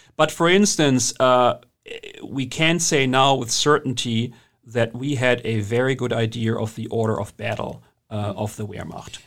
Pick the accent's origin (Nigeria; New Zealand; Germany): Germany; accent: German; English is a second language; moved away as an adult; also born or lived in England; now in United States; as you can hear from my accent, I'm German originally. I've lived here for a long time